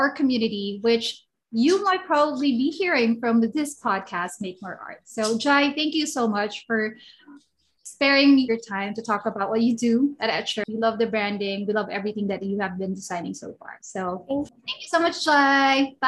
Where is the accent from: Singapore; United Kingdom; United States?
Singapore; we're both from Singapore, right? From the same church